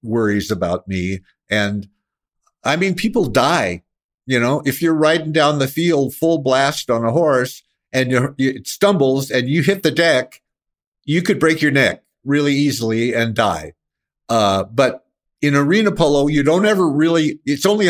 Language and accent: English; Scottsdale, Arizona, United States; moved away as an adult; now in San Francisco, United States; we grew up in Scottsdale, Arizona, and we're on a horse from the time I was about 5 years old until I bailed out at 18